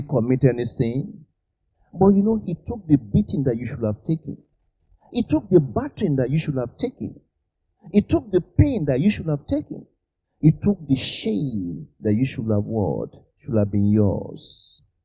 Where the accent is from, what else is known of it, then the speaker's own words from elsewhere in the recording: Nigeria; moved away; I was born in Nigeria